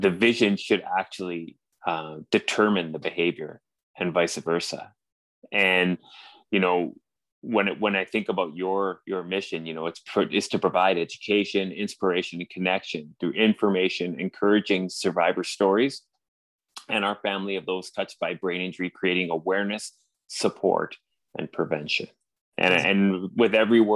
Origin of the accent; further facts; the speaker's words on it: Canada; accent: strong Canadian; now in Vancouver, Canada; as you can tell by my strong Canadian accent, I'm in Vancouver, British Columbia